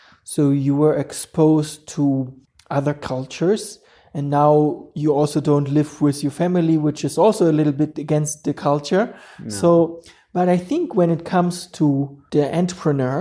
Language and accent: English; Germany; now in Ethiopia; I'm coming from Germany, from Europe